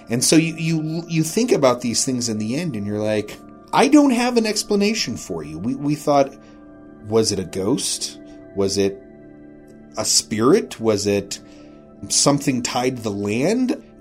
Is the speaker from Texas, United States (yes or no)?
no; Rawlins, Wyoming, United States; Oh, we're, you know, out here fishing, we're from Rawlins